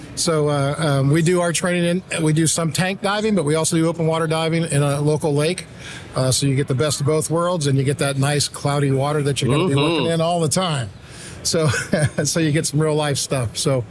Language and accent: English; San Diego, California, United States; Look, I came from San Diego. It's got the best Mexican food on the planet.